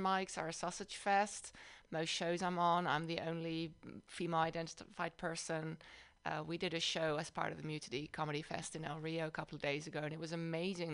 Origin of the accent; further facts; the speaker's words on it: Amsterdam, North Holland, Netherlands; also born or lived in Madison, Wisconsin / South Bay, California; now in San Francisco Bay Area, United States; I grew up in the Netherlands, in uh, in Amsterdam